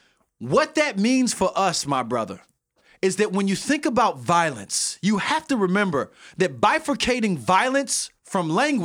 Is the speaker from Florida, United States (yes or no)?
yes; St. Petersburg, Florida, United States; Growing up on the South Side of St. Petersburg, words meant something.